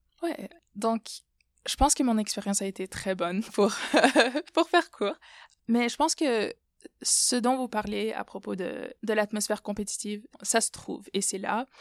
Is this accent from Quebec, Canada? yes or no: no; Ottawa, Ontario, Canada; moved away as an adult; also born or lived in Moldova / Burkina Faso; now in United States; Je suis née aux États-Unis. Ma mère est de Moldavie, mon père est du Burkina Faso. Donc, je suis au Canada depuis mon C P environ